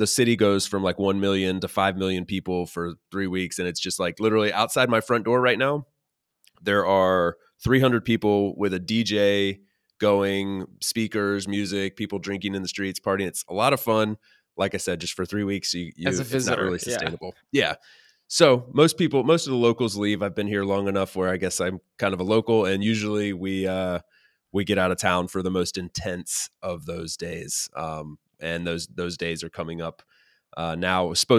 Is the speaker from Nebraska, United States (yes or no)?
no; North Carolina, United States; The city that I grew up in North Carolina